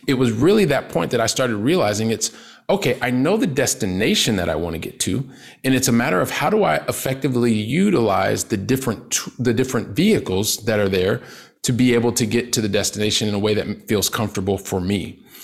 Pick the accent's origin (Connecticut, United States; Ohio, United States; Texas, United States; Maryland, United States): Ohio, United States; Columbus; moved away as an adult; also born or lived in Paris, France / south of France; now in Barcelona, Spain; I'm from Columbus, Ohio, right? Blue collar family.